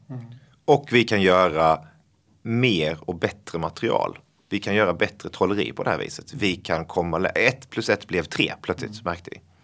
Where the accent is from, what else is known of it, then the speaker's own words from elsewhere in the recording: Blekinge, Sweden; accent: Scanian, or rather Blekinge; now in Stockholm, Sweden; det här, är eh, den skånska varianten, eller blekingska ja. egentligen då faktiskt